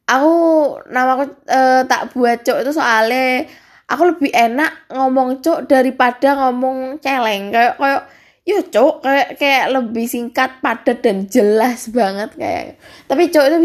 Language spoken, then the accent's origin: Indonesian; Bali, Indonesia; e, eh, gue orang Bali kak uh, eh, gue orang Bali guys e, soalnya gue agama Hindu